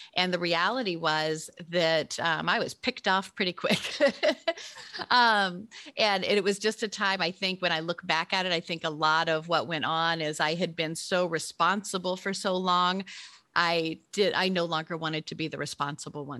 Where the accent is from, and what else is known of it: Memphis, Tennessee, United States; born or raised there; moved away